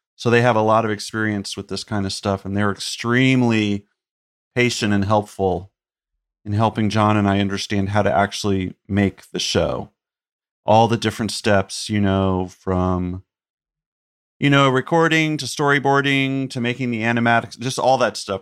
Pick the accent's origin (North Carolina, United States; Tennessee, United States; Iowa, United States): North Carolina, United States; Chapel Hill; the town I grew up in in North Carolina, Chapel Hill